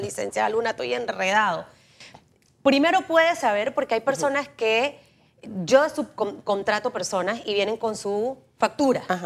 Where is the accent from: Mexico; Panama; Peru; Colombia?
Panama; San Miguelito; Yo soy de San Miguelito